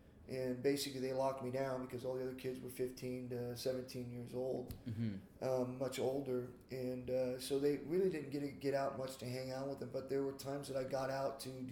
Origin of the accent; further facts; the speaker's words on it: Georgia, United States; I grew up in Georgia